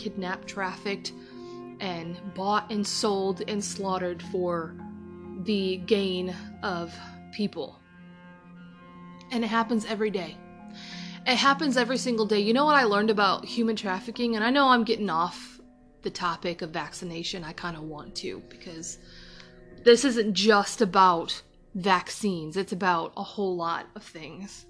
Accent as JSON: {"language": "English", "country": "United States", "said": "as an American, as somebody who lives in America, who lives in the US"}